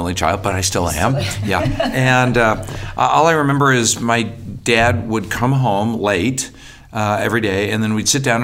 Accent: Albuquerque, New Mexico, United States; I was born in Albuquerque, New Mexico

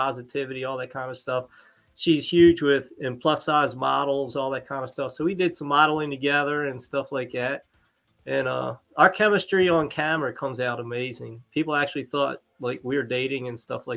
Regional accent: Baltimore, Maryland, United States; I was born in Baltimore, St. Agnes Hospital, actually.

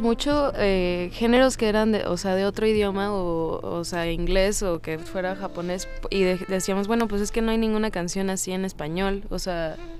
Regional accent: Cancún, Quintana Roo, Mexico; now in Mexico City, Mexico; Yo vivía en Cancún en ese entonces

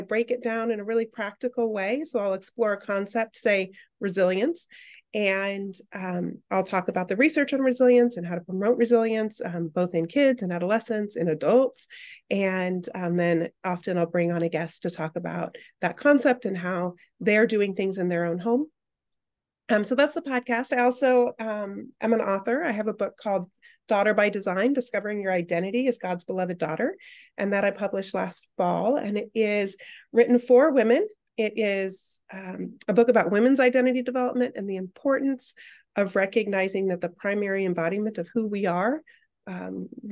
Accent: Arizona, United States; I am an Arizona native. I reside in Tempe, Arizona, where we have a little bit of a cold spell, so I'm wearing multiple layers today, but I've born and raised in Arizona.

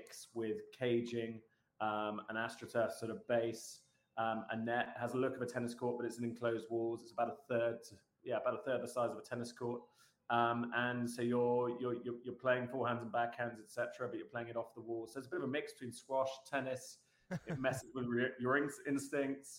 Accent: United Kingdom; moved away as an adult; also born or lived in United States / UAE / Canada; now in Southern California, United States; I say I'm a Brit. I say paddle

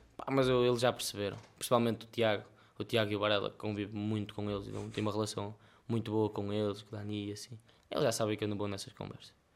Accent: Melres, Porto District, Portugal; em Melres, que é a minha terra

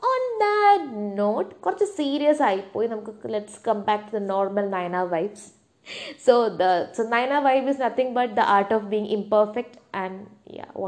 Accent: Saudi Arabia; ഇപ്പം ഞാനൊരു പ്രവാസിയാണ് കേട്ടോ ഞാൻ വളർന്നതൊക്കെ സൗദിയിലാണ്

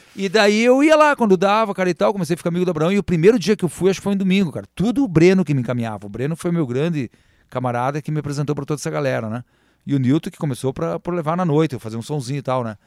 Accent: Três Vendas, Rio Grande do Sul, Brazil; eu sou das Três Vendas, eu amo as Três Vendas

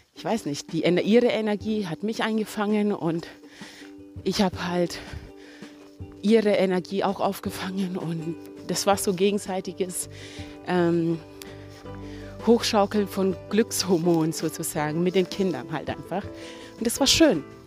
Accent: Kenya; moved away; ich bin auch in Kenia aufgewachsen

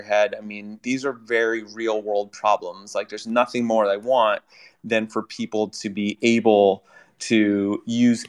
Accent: United States; I'm an American

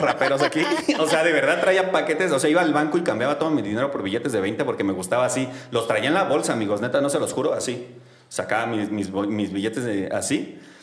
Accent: Mexico City, Mexico; soy de Xochimilco

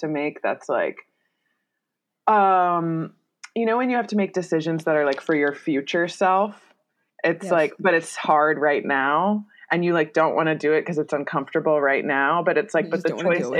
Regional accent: New Jersey, United States; I grew up in New Jersey

